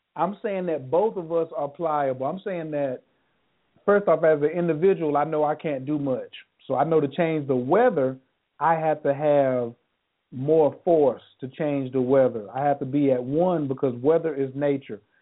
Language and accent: English; North Carolina, United States; I'm not from the rainforest. I'm from North Carolina.